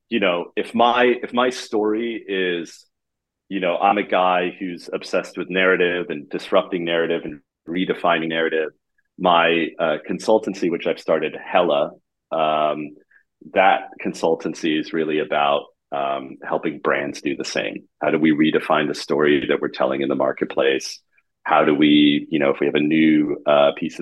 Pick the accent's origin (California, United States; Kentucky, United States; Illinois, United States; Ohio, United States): California, United States; San Francisco; moved away as an adult; also born or lived in Germany / New York / Miami Beach, Florida / Berlin; now in Amsterdam, Netherlands; I moved to San Francisco when I was six